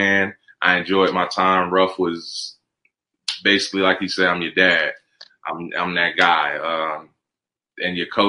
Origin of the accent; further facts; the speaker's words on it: Columbus, Georgia, United States; also born or lived in New Jersey; I'm from Georgia, so that the country is normal to me